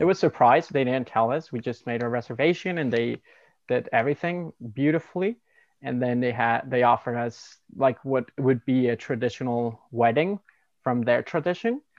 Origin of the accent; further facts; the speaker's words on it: Mexico; now in Canada; I'm from Mexico and we live in Canada currently